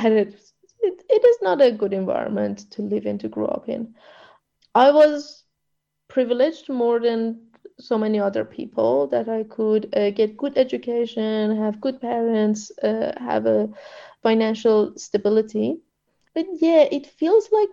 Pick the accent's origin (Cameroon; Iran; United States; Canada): Iran; now in Melbourne, Australia; I grew up in that regime